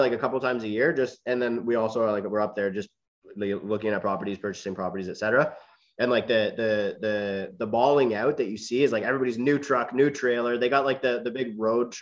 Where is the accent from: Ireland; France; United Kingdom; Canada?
Canada; Keswick, Ontario; I grew up uh, about an hour north of, of, Toronto, so a small town in the GTA